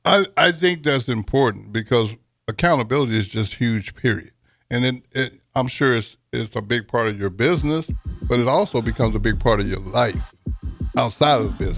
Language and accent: English; Texas, United States; I'm from Texas